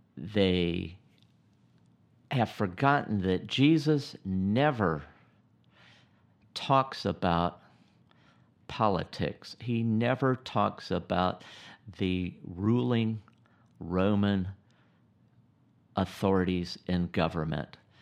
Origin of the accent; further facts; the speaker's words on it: United States; I'm an American